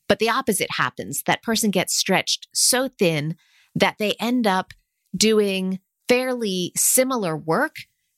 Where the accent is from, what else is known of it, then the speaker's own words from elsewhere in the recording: United States; growing up in the States in the 70s and 80s